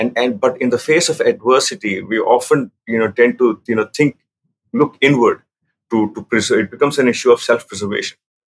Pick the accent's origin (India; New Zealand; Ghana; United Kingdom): India; Andhra Pradesh; also born or lived in Delhi; So, my upbringing was all over the place, but more in India. So, I grew up mostly in Andhra Pradesh, what was in Andhra Pradesh, including Tirupati, Vizag, Hyderabad.